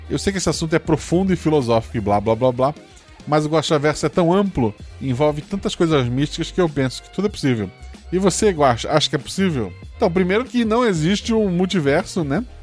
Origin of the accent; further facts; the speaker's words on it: Florianópolis, Santa Catarina, Brazil; born there; Tem, mas eu nasci em Floripa, inclusive.